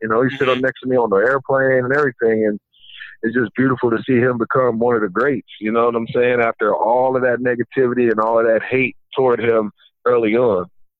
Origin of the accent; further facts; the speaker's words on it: Ohio, United States; You know, I'm from Ohio, so it was always cold.